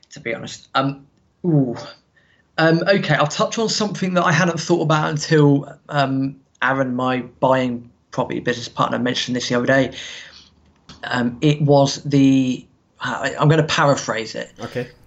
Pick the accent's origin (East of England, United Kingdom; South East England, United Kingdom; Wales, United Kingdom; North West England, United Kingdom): South East England, United Kingdom; Reading; So I'm from Reading. I started getting into football in about 95, 96.